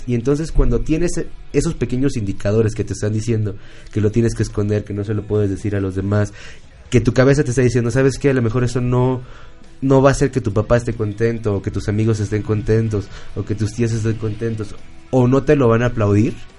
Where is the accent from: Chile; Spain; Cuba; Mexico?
Mexico; como mexicanos